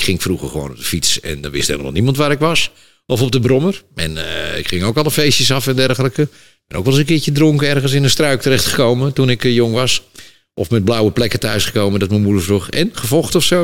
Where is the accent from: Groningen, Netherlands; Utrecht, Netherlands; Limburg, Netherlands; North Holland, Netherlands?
North Holland, Netherlands; Amsterdam; Ik kom gewoon uit Amsterdam-West, uit een, een arbeidersbuurtje. En we hadden het helemaal niet breed